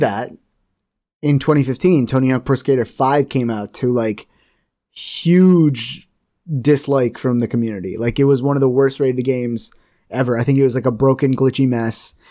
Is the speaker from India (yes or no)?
yes; India; I'm Indian